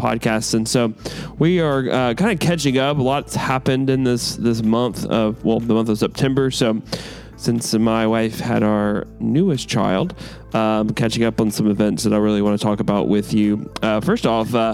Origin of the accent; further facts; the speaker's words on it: United States; being an American